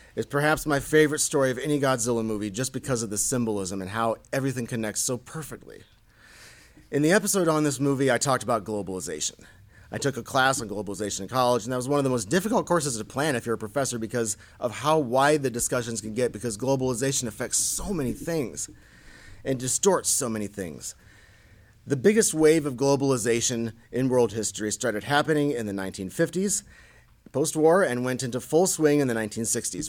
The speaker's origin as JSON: {"language": "English", "region": "Indiana", "country": "United States", "said": "I'm from Indiana, after all, which is a very high number of manufacturing jobs, very blue-collar place."}